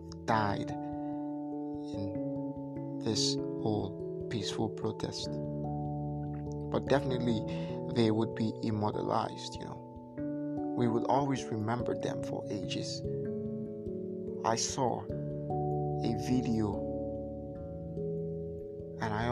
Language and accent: English; Nigeria; I'm Nigerian